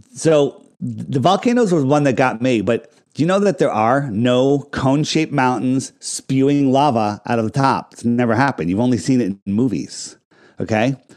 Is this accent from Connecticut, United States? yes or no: yes; Fairfield County, Connecticut, United States; I grew up in Fairfield County, right? Right? Right in the, you know, right outside of New York City